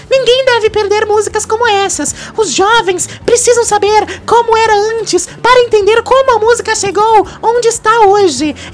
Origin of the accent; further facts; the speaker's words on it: Brazil; É porque eu sou brasileiro.